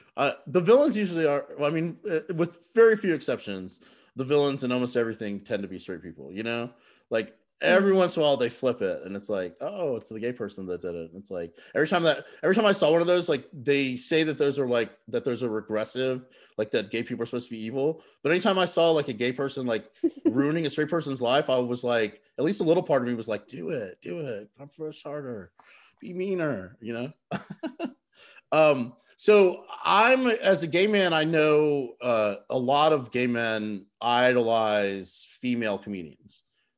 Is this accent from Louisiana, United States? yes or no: yes; Bossier City, Louisiana, United States; born there; now in Atlanta, United States; I was born in Bossier City, Louisiana.